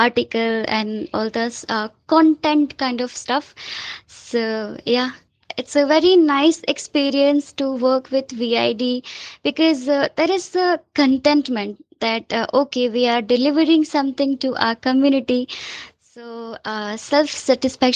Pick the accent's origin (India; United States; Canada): India; I'm also from India